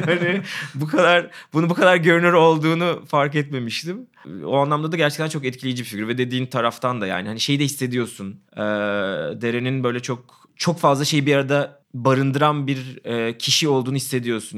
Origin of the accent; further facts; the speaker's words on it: İzmir, Turkey; Ben de yani İzmir İzmirliyim